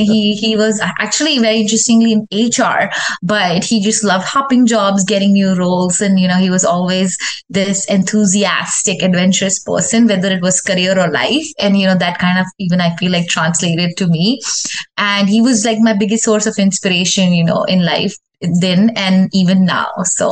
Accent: Delhi, India; also born or lived in Rajasthan / Mumbai / Pune / Middle East; now in Houston, United States; I was born in Rajasthan, which is a state back in India. And I grew up in Delhi, Mumbai, Pune, and a lot of other cities. I also was in Middle East. But the longest I've ever lived anywhere in my life is Houston, 12 years.

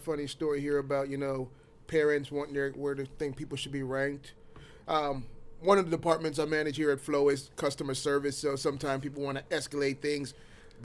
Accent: Jamaica; I like my bright colors. I'm Jamaican. We like our colors.

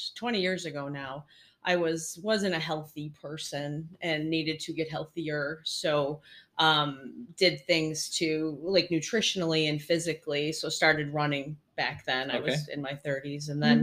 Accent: Buffalo, New York, United States; moved away as an adult; now in Rochester, United States; Cause I'm originally not from Rochester. I'm Buffalo. So I've just moved to Rochester 3 years ago.

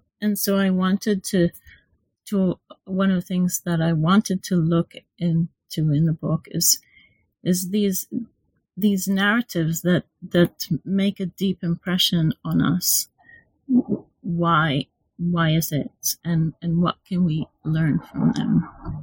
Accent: Israel; moved away as an adult; now in London, United Kingdom; I'm from Israel. So I did my undergraduate and MA in Israel.

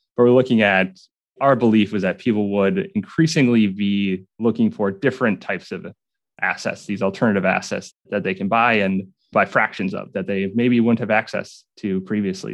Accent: southern Minnesota, United States; I grew up southern Minnesota on a farm, farm that's been in my family for eight generations now.

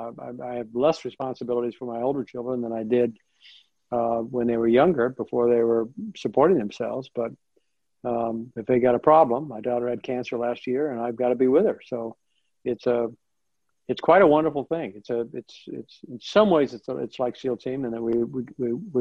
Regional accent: Nebraska, United States; moved away as an adult; I was born in Nebraska, went to school out in Nebraska

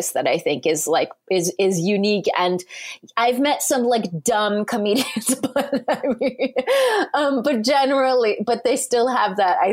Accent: Southern California, United States; moved away; I grew up in Southern California

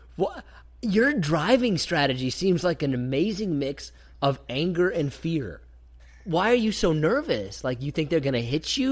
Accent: Kansas, United States; growing up in Kansas

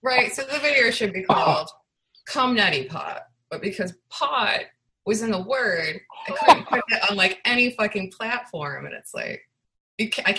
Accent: Chicago, Illinois, United States; I'm from Chicago

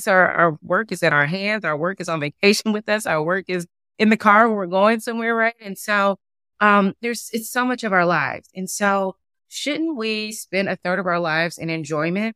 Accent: Durham, North Carolina, United States; moved away; I'm originally from Durham, North Carolina

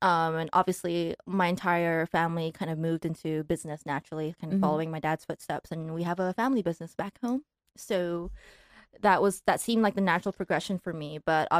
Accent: Malaysia; moved away as an adult; also born or lived in Taiwan; now in Los Angeles, United States; Yeah, I was born in Taiwan, grew up in Malaysia, and then moved to the U.S. about 5 years ago to go to NYU.

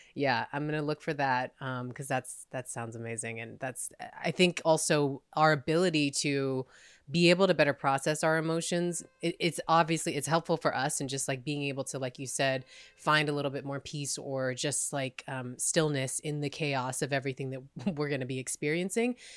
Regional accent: United States

